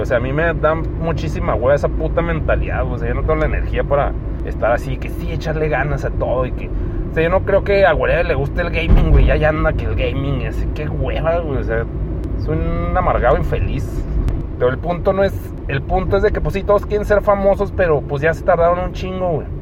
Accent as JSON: {"language": "Spanish", "region": "Chihuahua", "country": "Mexico", "tie": "born or raised there", "said": "aquí nací y aquí voy a morir"}